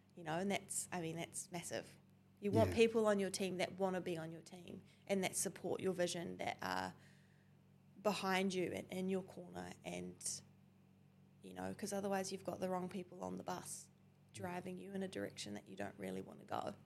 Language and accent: English; Tauranga, Bay of Plenty, New Zealand; I grew up in Tauranga